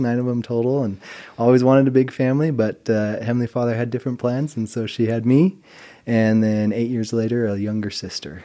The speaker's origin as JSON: {"language": "English", "town": "Mountain Home", "region": "Idaho", "country": "United States", "tie": "born or raised there", "said": "I grew up in a little town called Mountain Home, Idaho"}